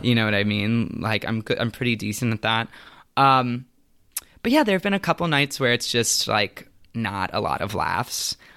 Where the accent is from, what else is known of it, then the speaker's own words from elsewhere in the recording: Tampa, Florida, United States; I grew up in Tampa, Florida